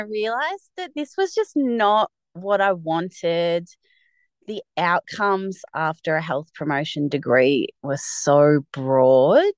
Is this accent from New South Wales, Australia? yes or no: no; Mornington Peninsula, Victoria, Australia; I grew up in Victoria on the Mornington Peninsula which is a coastal area like one and a half hours south of Melbourne CBD. I spent all of my childhood there.